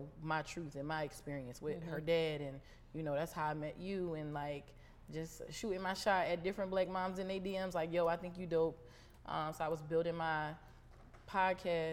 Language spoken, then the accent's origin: English; Philadelphia, Pennsylvania, United States; now in Baltimore, United States; I'm from Philly